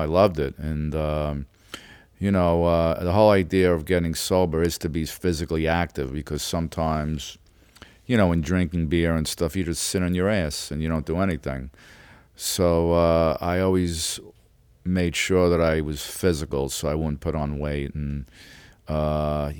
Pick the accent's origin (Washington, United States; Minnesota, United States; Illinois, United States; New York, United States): New York, United States; New York City; growing up in Brooklyn, it's a very rough neighborhood.